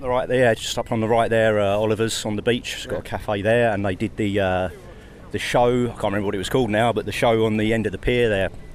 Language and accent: English; Southend-on-Sea, East of England, United Kingdom; I'm from Southend.